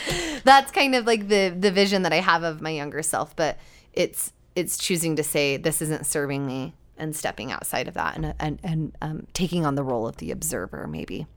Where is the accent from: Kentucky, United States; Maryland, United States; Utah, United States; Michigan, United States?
Utah, United States; growing up in Utah, I wasn't really surrounded by water very often.